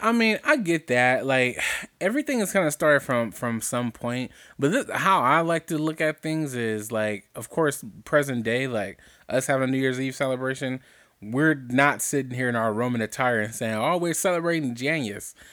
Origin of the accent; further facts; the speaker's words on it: Compton, California, United States; I was born in East Rancho Dominguez Hospital. That is no longer standing in Compton, California